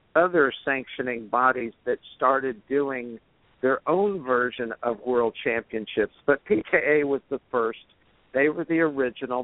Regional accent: Kingsville, Texas, United States; moved away as an adult; also born or lived in Washington, D.C.; I was uh, from uh, Kingsville, Texas, which was fairly close to University of Texas in Austin

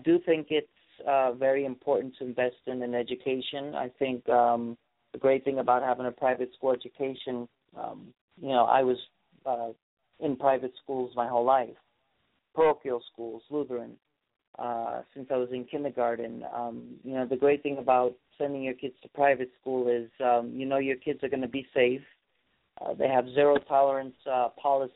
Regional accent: New York, United States; moved away; my home state of New York

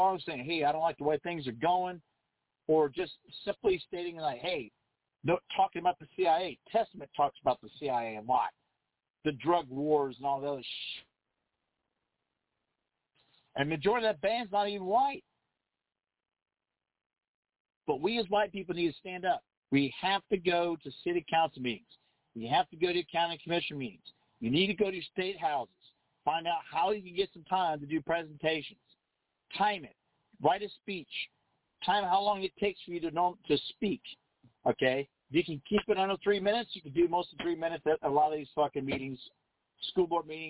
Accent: United States; We're not British. We don't talk with a clenched jaw so you can enunciate every damn continent and then still try to shirt instead of military. It's military. No, we're Americans.

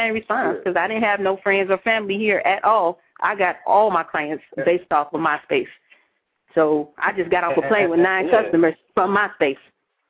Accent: Dayton, Ohio, United States; also born or lived in Cleveland; Dayton, Ohio, hometown, Cleveland 4 years. Now I'm here.

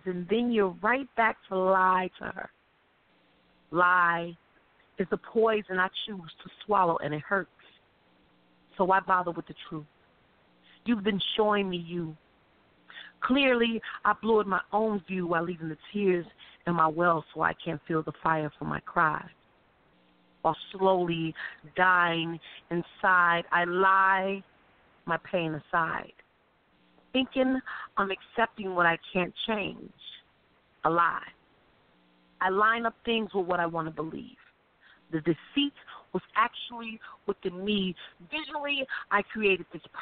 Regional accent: Chicago, Illinois, United States; I'm from Chicago

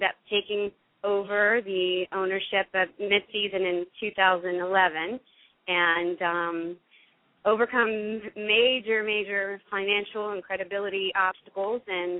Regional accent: near Baton Rouge, Louisiana, United States; moved away as an adult; also born or lived in Houma, Louisiana; now in New Jersey, United States; I am from Louisiana and originally from Houma, and I had grew up mostly near Baton Rouge

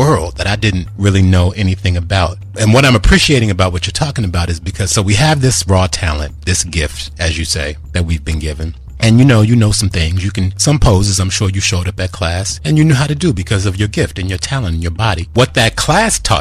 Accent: Washington, District of Columbia, United States; I'm from Washington, D.C.

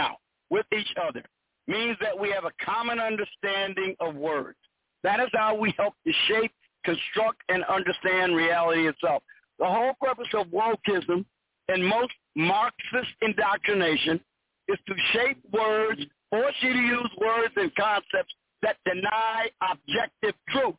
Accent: Chicago, Illinois, United States; moved away as an adult; now in Georgia, United States; I'm originally in Chicago, but I'm an expatriate. I'm an expatriate from Chicago living in Georgia.

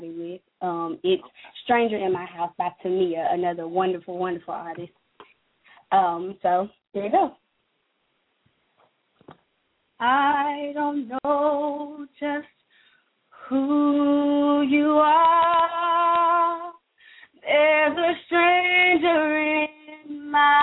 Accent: Memphis, Tennessee, United States; I'm from Memphis, Tennessee. I'm a country girl

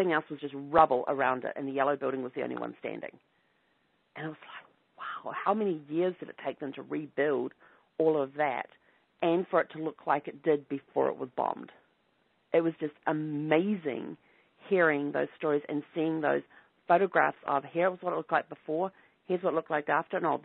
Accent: New Zealand; growing up in New Zealand

